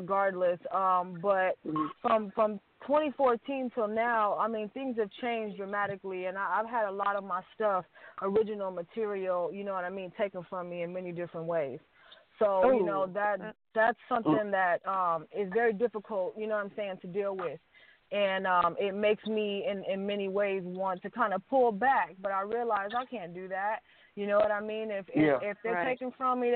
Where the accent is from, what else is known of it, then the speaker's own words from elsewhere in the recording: Los Angeles, California, United States; also born or lived in Compton, California; I'm from Compton, but I grew up in the Valley. You know what I mean? So I'm a Valley girl at heart